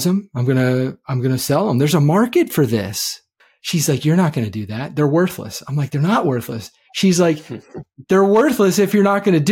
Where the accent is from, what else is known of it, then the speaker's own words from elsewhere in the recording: Maryland, United States; moved away; where I was raised in Maryland